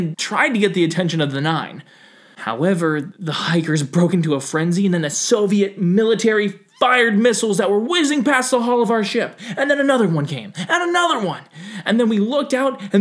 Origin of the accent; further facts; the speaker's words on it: Ohio, United States; I'm from Ohio